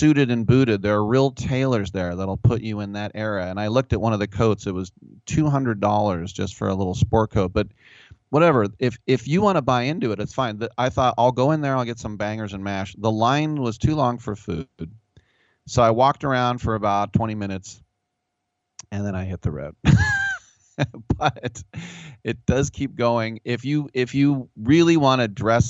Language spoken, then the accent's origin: English; Richmond, California, United States; also born or lived in Oakland; I'm from Richmond and I've lived in Oakland